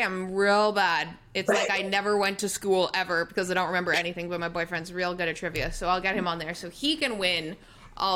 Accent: Toronto, Ontario, Canada; Toronto, my hometown

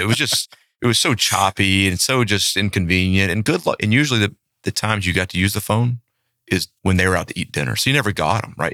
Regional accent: Shreveport, Louisiana, United States; moved away as an adult; now in Flower Mound, Texas, United States; we grew up in the same town. Now, we didn't know each other growing up in that town of Shreveport, Louisiana.

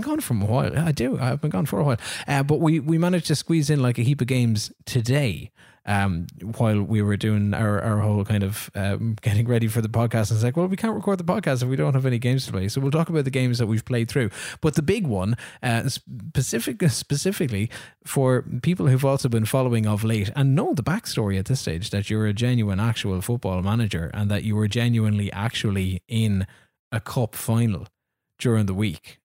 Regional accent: Ireland; I'm Irish

